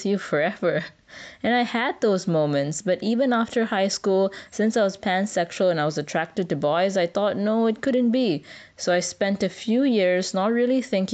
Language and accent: English; Malaysia; Growing up in Malaysia in the 2000s